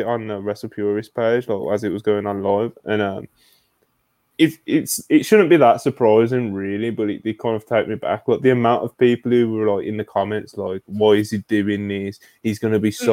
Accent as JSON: {"language": "English", "country": "United Kingdom", "said": "I'm a Brit"}